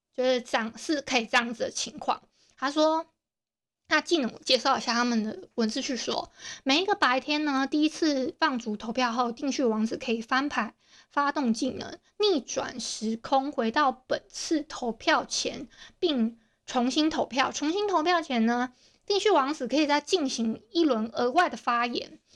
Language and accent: Chinese; Hualien County, Taiwan; accent: Hualien accent; 我自己觉得我花，花莲腔蛮重的，我不知道你们知不知道我是花莲人